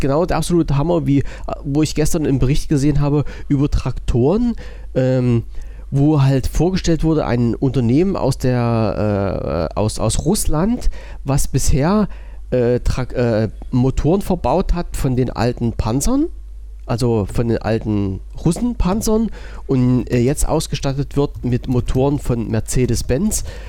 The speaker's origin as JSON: {"language": "German", "region": "East Germany", "country": "Germany", "tie": "born or raised there", "said": "ich als gebürtiger Ossi"}